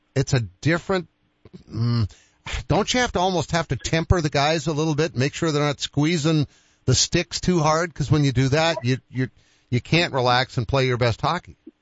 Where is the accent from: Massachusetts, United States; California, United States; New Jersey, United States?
Massachusetts, United States; Boston; I grew up in Boston.